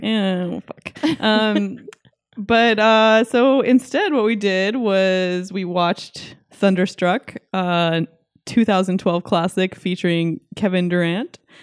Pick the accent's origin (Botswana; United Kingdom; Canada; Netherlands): Canada; now in Los Angeles, United States; I'm, I'm from Canada. I was born in Canada.